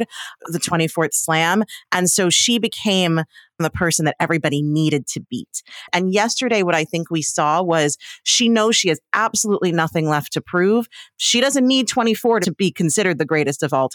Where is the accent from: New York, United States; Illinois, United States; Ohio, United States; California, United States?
New York, United States; I'm a kid from New York